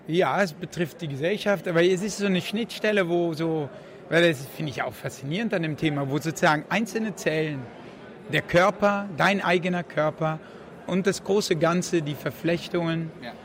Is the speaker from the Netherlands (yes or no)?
yes; Netherlands; moved away; ich bin in Holland aufgewachsen